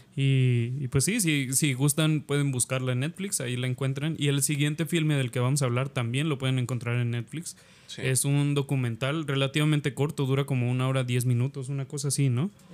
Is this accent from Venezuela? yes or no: no; Mexico; a nosotros como mexicanos